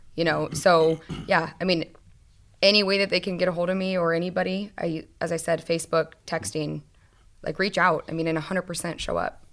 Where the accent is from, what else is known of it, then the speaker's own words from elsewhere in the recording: Arizona, United States; I grew up in Arizona